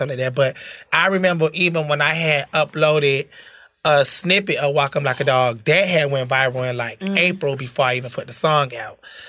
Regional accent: Perry, Florida, United States; born or raised there; also born or lived in Bridgeport, Connecticut / Tallahassee, Florida

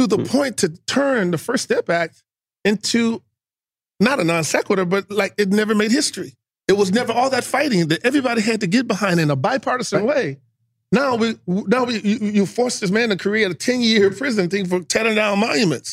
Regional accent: Houston, Texas, United States; moved away; being a Texan

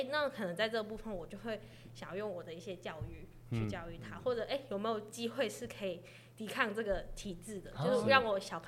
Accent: Macau; first language Cantonese; Chinese is a second language; moved away as an adult; now in Chiayi, Taiwan; 我自己的十八岁之前的生活都在澳门

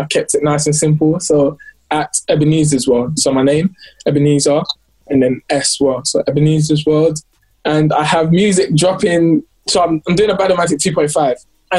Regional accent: London, United Kingdom; I'm super grateful to everyone who was supporting, especially because I'm from London as well.

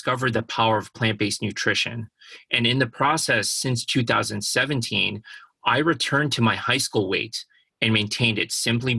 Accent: Chicago, Illinois, United States; I grew up in Chicago

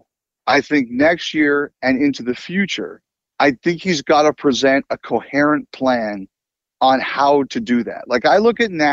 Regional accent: Toronto, Ontario, Canada; I grew up in Toronto

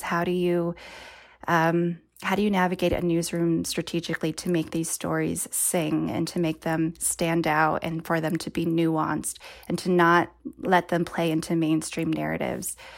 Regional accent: Bay Area, California, United States; I was born and raised in the Bay Area

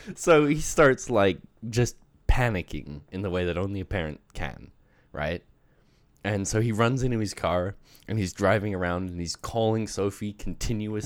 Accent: Australia; moved away; I grew up in Australia. I spent fourteen years there

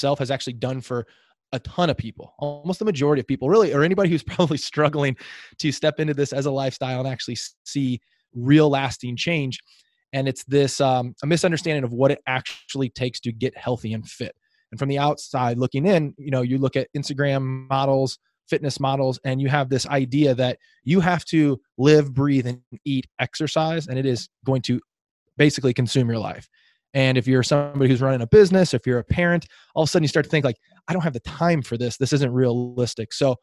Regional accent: Midwest, United States; moved away as an adult; now in San Diego, United States; I'm a Midwest guy originally out here in sunny San Diego.

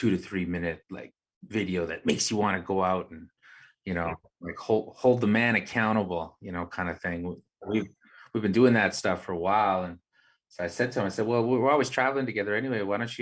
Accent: Winnipeg, Manitoba, Canada; also born or lived in Pukatawagan; I grew up here in the West End in Winnipeg and in the North End

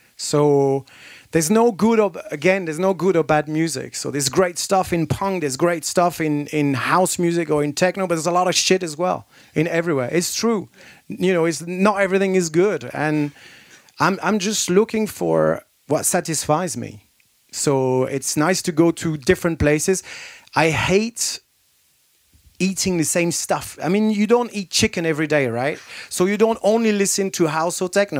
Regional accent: France; moved away as an adult; also born or lived in London, United Kingdom / Manchester, United Kingdom; I moved from France to England when I was 18.

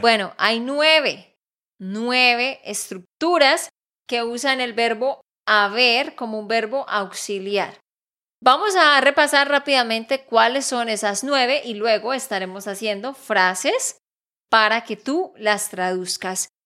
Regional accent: Santander, Colombia; de Santander, Colombia

